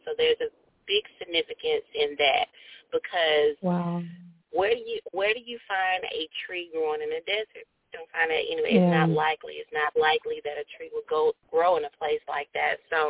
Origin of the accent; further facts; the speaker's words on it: Columbus, Ohio, United States; When we were growing up in Columbus